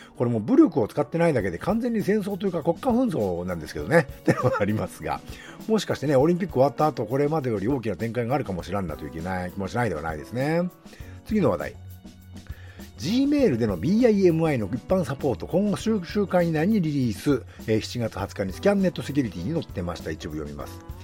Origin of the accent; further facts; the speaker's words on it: Nagano, Japan; 地元の長野県